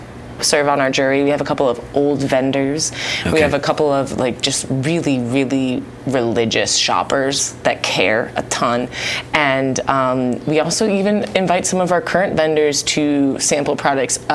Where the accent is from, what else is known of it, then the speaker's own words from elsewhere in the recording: Cleveland, Ohio, United States; also born or lived in Florida; now in Dallas, United States; I'm from Cleveland, Ohio, originally